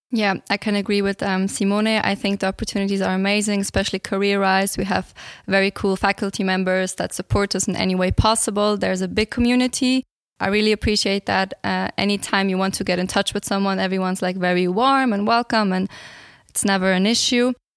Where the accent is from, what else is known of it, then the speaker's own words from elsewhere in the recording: Switzerland; also born or lived in Bulgaria; I'm originally from Bulgaria, but I grew up in Switzerland and I'm here since the age of four.